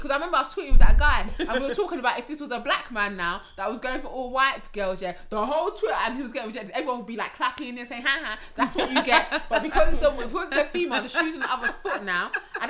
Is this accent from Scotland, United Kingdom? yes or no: no; London, United Kingdom; growing up in London back in the day.